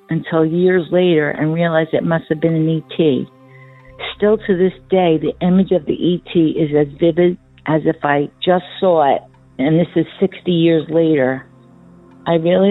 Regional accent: central New Jersey, United States; I am from New Jersey, central New Jersey to be exact. This happened around 1963. I was around 6 years old. My family and I lived in a two-family house.

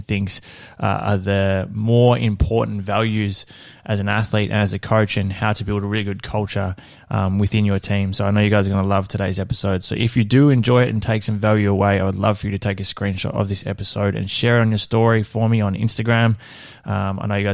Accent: Horsham, Victoria, Australia; moved away as an adult; I grew up in Horsham in country Victoria

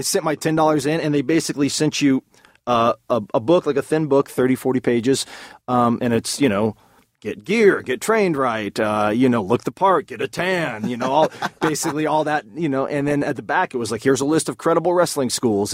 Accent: Southern California, United States; Growing up in Southern California

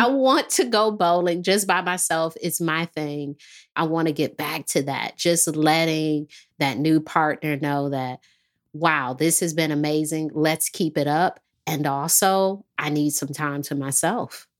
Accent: Detroit, Michigan, United States; moved away; also born or lived in the South (US); I'm from Detroit, so when I moved here

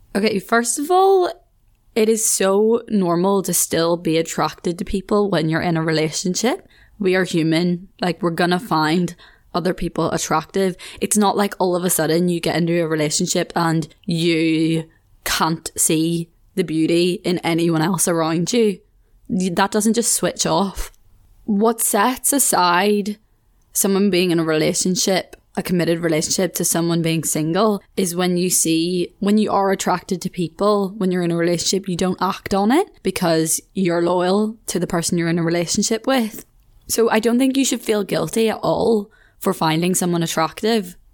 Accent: Ireland; moved away as an adult; now in Leeds, United Kingdom

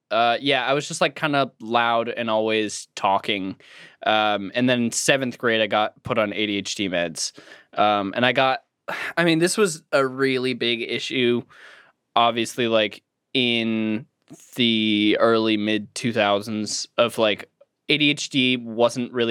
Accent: Cape Elizabeth, Maine, United States; grew up on a cape. Cool. Because my hometown was called Cape Elizabeth.

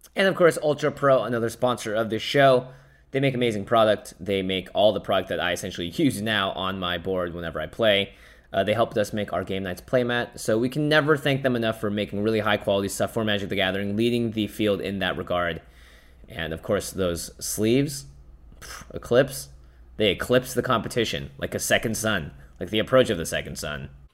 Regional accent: Seattle, Washington, United States; I grew up in Seattle.

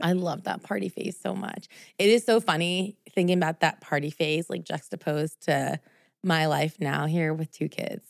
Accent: New Jersey, United States; moved away as an adult; now in Los Angeles, United States; New Jersey was because I felt like since that's where I grew up

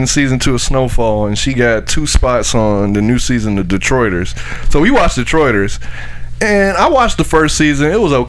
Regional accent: Miami, Florida, United States; from Miami, so shout out to Miami.

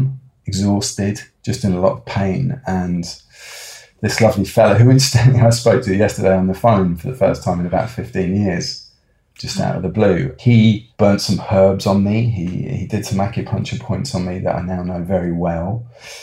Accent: Oxford, South East England, United Kingdom; I grew up near Oxford, which was a lovely place to grow up

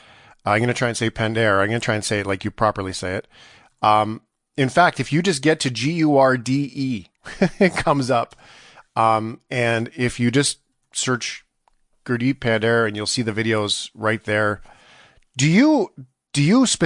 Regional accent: Canada; I was born in Canada

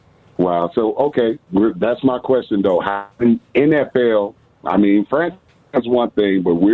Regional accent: Chicago, Illinois, United States; moved away as an adult; now in Memphis, United States; I'm in Memphis, Tennessee. Been here for about 20 years. I'm from Chicago, born and bred.

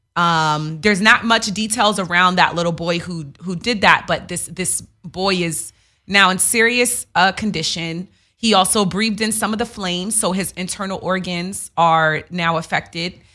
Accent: New York City, New York, United States; I'm from Queens

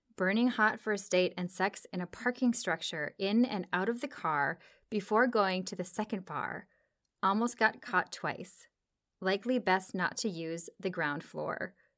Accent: Minnesota, United States; I grew up in the Midwest too, about a state over in Minnesota

